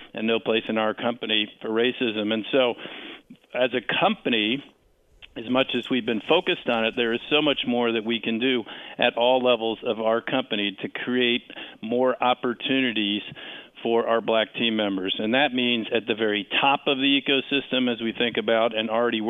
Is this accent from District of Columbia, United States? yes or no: yes; Washington, District of Columbia, United States; right here in my hometown of Washington